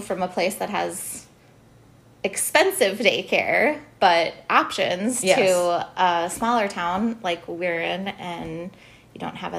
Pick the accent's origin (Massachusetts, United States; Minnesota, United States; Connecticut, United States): Minnesota, United States; Hutchinson; moved away as an adult; also born or lived in Duluth; now in Madison, United States; So I came from Hutchinson. I grew up in Hutchinson, which some people would say is a small town.